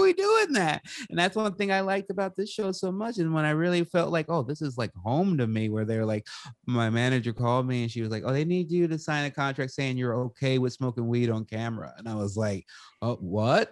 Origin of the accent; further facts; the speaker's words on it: Salem, Oregon, United States; I was growing up in the Pacific Northwest. I was in Salem, Oregon at the time.